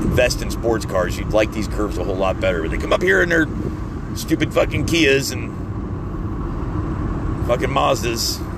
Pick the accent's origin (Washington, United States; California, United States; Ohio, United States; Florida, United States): Florida, United States; moved away; because we're from Florida and everything's flat and fucking straight?